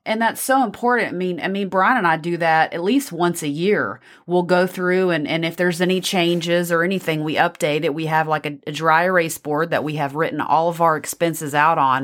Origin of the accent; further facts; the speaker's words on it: Texas, United States; accent: Texas; my Texas accent